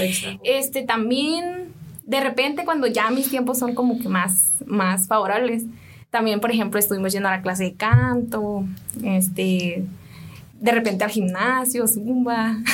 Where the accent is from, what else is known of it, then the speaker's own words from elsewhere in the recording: Bainorillo, Huatabampo, Sonora, Mexico; moved away; Yo soy de una comunidad perteneciente a la etnia Mayo. Soy de Bainorillo, Chojoa, Sonora